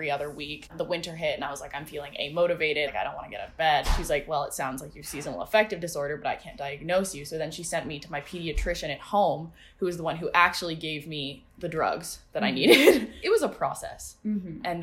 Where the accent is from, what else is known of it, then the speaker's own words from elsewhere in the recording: Steamboat Springs, Colorado, United States; moved away as an adult; also born or lived in Maine; now in Evanston, United States; I'm from Steamboat Springs, Colorado